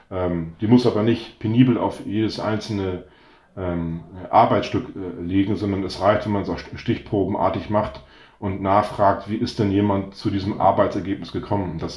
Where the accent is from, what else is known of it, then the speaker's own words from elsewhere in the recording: North Sea coast, Germany; also ich bin ja an der Nordseeküste aufgewachsen und dann äh, sagt man der morgendliche Drümmelpott, ne?